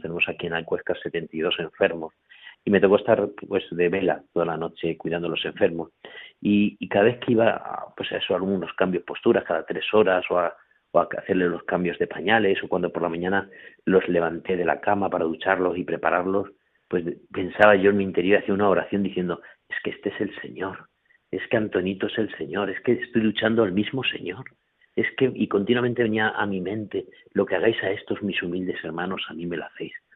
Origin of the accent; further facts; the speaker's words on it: Corral de Almaguer, Castilla-La Mancha, Spain; moved away as an adult; now in Huéscar, Spain; dejé el Corral de Almaguer, mi pueblo, mi familia